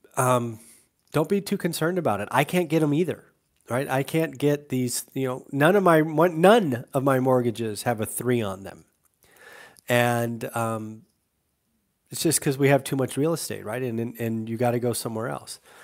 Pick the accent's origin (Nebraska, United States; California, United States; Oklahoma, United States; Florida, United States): California, United States; moved away; I'm from California